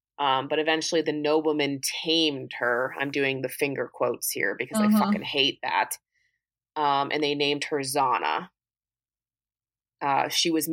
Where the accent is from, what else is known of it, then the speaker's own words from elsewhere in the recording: United States; I'm fucking American